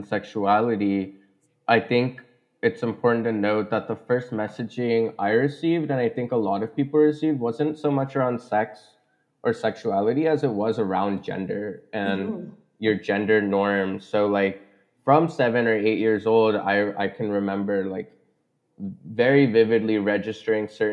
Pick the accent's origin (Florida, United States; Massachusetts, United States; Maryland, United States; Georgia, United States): Georgia, United States; outside of Atlanta; now in Chicago, United States; I grew up outside of Atlanta, Georgia.